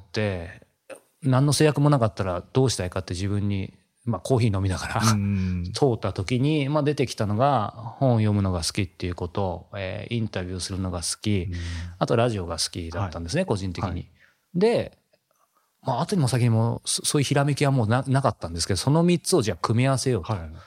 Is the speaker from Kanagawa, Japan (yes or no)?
yes; Yokohama, Kanagawa, Japan; 横浜、地元横浜なんですけど、帰ってきて